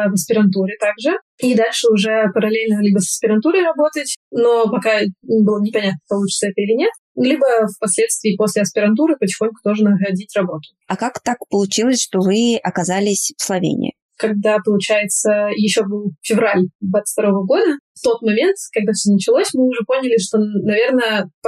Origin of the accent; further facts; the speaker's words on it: Moscow, Russia; moved away as an adult; also born or lived in Kemerovo Oblast / Uzbekistan / Turkey; now in Slovenia; Мне 27 лет. Я вообще родилась в Кемеровской области, но почти с младенчества я живу в Москве, поэтому можно сказать, что я из Москвы.